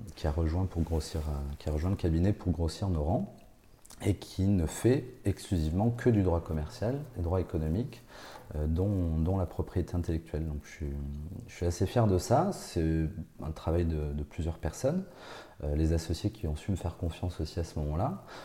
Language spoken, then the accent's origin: French; Bordeaux, Nouvelle-Aquitaine, France; moved away as an adult; now in Nancy, France; repartir dans ma région natale et de repartir à Bordeaux